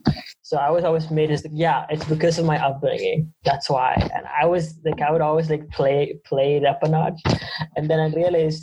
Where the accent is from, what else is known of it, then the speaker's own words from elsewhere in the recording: Canada; Oh, we're all from Canada. We're all born in Canada.